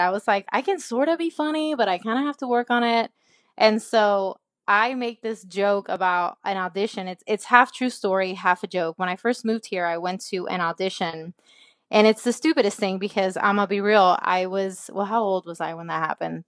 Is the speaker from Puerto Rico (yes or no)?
yes; Puerto Rico; moved away as an adult; also born or lived in Nashville, Tennessee; I was born and raised in Puerto Rico